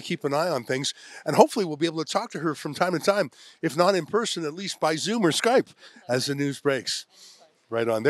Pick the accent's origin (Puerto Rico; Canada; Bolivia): Canada; I'm not even American myself. I'm Canadian.